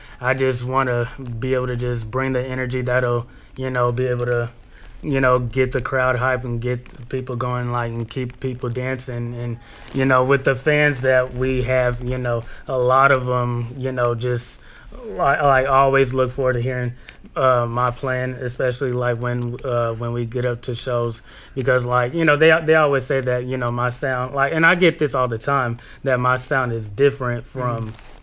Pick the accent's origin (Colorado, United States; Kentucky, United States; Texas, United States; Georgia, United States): Texas, United States; San Antonio; moved away as an adult; now in Seattle, United States; I'm from San Antonio